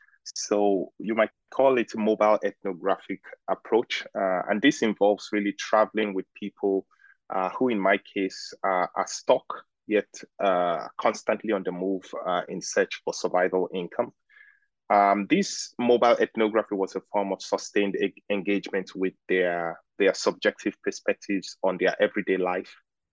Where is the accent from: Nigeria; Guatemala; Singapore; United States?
Nigeria; Lagos; well, I am Nigerian and I grew up in Lagos. So I, in many ways, embody the rhythms of Lagos life.